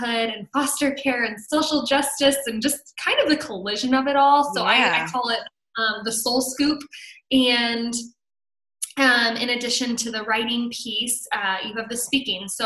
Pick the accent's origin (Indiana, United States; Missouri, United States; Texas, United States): Indiana, United States; South Bend; now in Chicago, United States; We're originally from the South Bend, Indiana area, so I'm a Midwest girl through and through